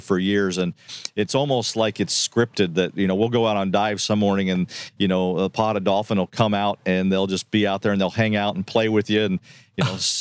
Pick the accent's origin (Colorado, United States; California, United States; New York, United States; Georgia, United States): Colorado, United States; I'm from Colorado